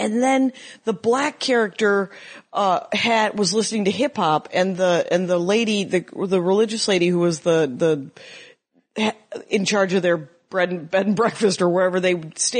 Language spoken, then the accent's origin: English; Wisconsin, United States; moved away; also born or lived in Minneapolis, Minnesota; I said I was from Wisconsin